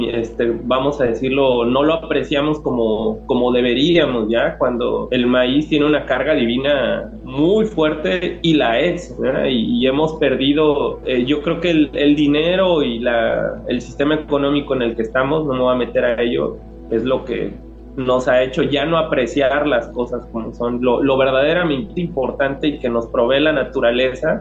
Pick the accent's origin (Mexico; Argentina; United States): Mexico; Jojutla, Morelos; first language Spanish; Jojutla, eh, de donde yo soy